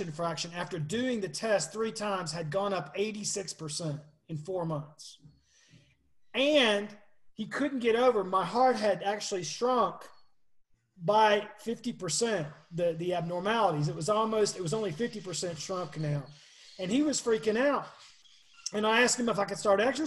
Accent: Monroe, Georgia, United States; I was a redneck from Monroe, Georgia

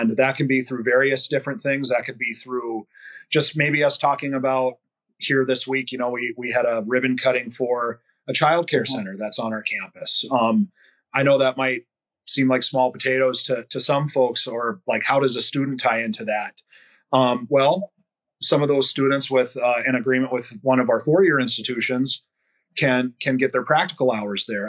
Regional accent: Williston, North Dakota, United States; I'm a fifth generation North Dakotan. I was born here in Williston, North Dakota

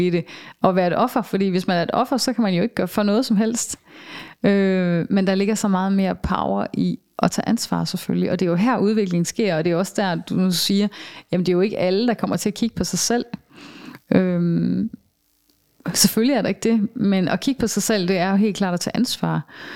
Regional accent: Denmark; moved away; also born or lived in southern Germany; som vi kender det herhjemme

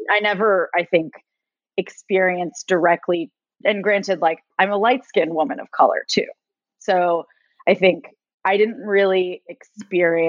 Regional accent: Katy, Texas, United States; also born or lived in Venezuela / Miami, Florida / Austin, Texas; I grew up in Katy. So it's a suburb of Houston

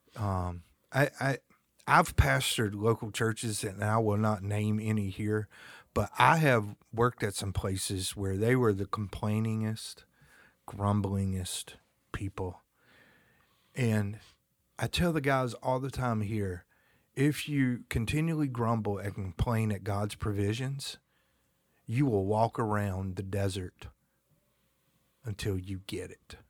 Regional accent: North Carolina, United States; also born or lived in Germany; I'm from the South, North Carolina. We like to fish and we like to hunt

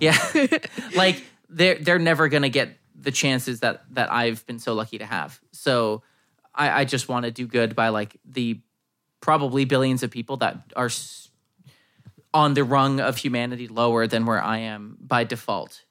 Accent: United States

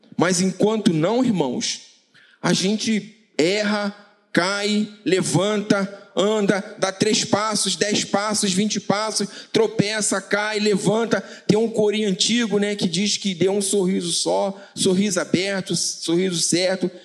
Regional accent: Paraíba, Brazil; eu sou paraibano

